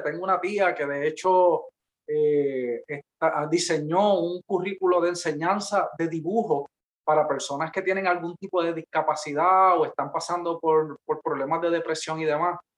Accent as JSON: {"language": "Spanish", "town": "Peñuelas", "country": "Puerto Rico", "also_born_or_lived": "Ponce", "said": "yo soy de Peñuelas"}